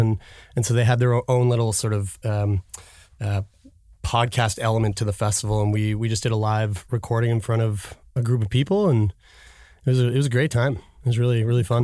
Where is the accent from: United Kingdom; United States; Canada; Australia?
Canada; Halifax, Nova Scotia; moved away as an adult; also born or lived in Toronto; I go to Ryerson, I'm from Halifax